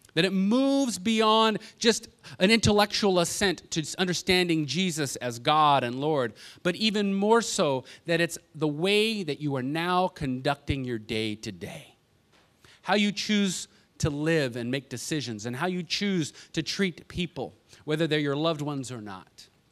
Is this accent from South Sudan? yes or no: no; Los Angeles, California, United States; moved away; also born or lived in Kentucky; growing up in Los Angeles